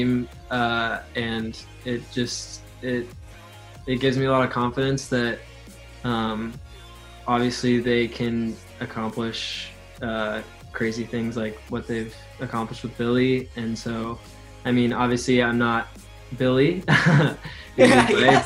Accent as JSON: {"language": "English", "town": "Portland", "region": "Oregon", "country": "United States", "tie": "born or raised there", "also_born_or_lived": "Boston", "moved": "yes", "said": "I grew up in Portland, Oregon, which is kind of a small city"}